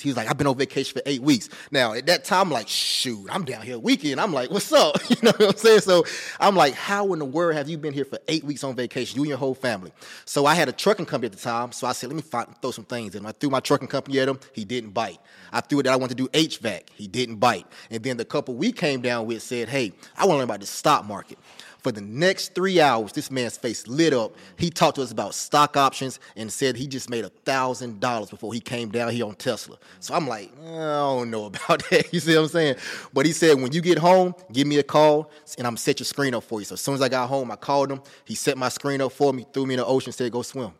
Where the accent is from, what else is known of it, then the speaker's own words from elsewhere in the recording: Rock Hill, South Carolina, United States; I'm from Rock Hill, South Carolina, like fifteen minutes outside of Charlotte.